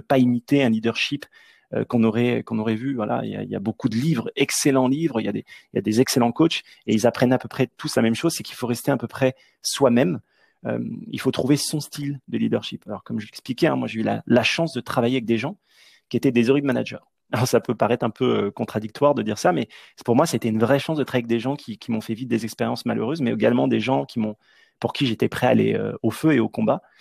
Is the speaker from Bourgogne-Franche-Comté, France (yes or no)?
yes; Nièvre, Burgundy, Bourgogne-Franche-Comté, France; moved away as an adult; also born or lived in Washington, D.C., United States; Je suis originaire de la Nièvre. C'est un tout petit département de la Bourgogne